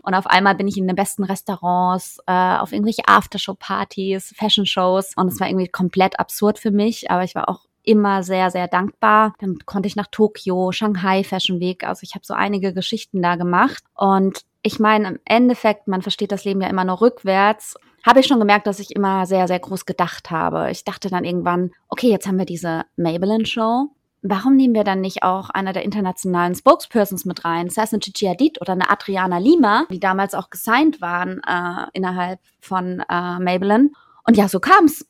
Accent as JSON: {"language": "German", "area": "Freiburg", "region": "Baden-Württemberg", "country": "Germany", "tie": "born or raised there", "also_born_or_lived": "New York / Frankfurt", "moved": "as an adult", "said": "ich bin in Freiburg groß geworden, aber aus einer kleinen Stadt"}